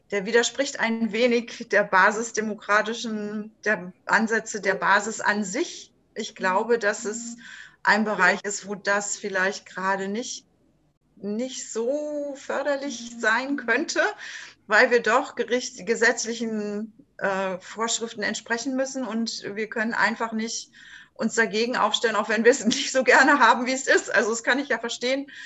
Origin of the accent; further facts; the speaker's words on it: Berlin, Germany; born there; now in Stralsund, Germany; ich bin gebürtige Berlinerin, lebe jetzt in Stralsund an der wunderschönen Ostsee, bin 58 Jahre alt